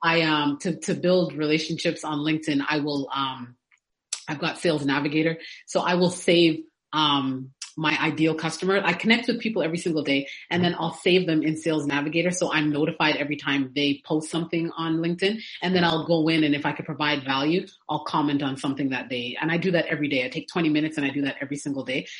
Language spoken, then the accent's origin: English; Canada; now in Atlanta, United States; I was born in Canada and now I live in Atlanta